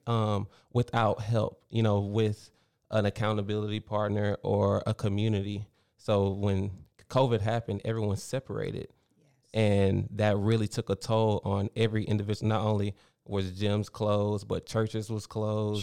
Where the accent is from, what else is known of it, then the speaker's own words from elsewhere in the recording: Baytown, Texas, United States; moved away as an adult; I grew up here in Baytown, went to Travis Elementary, Baytown Junior